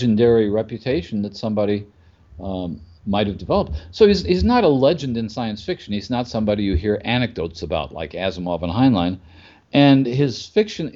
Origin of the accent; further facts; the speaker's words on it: Midwest, United States; I grew up in the Midwest